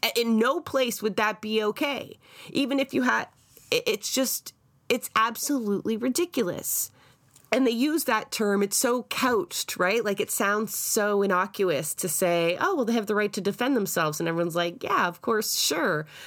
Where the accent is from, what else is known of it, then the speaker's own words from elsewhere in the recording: Scotland, United Kingdom; now in Canada; I am Scottish, and I was also raised to understand the resistance that went there against the English